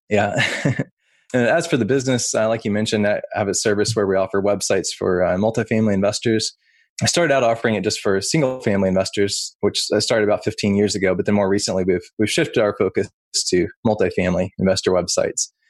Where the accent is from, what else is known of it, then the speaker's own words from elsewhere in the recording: Oklahoma, United States; moved away as an adult; now in Salem, Virginia, United States; Originally, I'm from Oklahoma, something that probably most people wouldn't guess about me since I deal with websites for a living is I actually grew up on a cattle ranch.